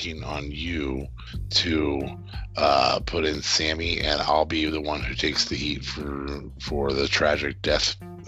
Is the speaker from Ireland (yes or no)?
no; Canada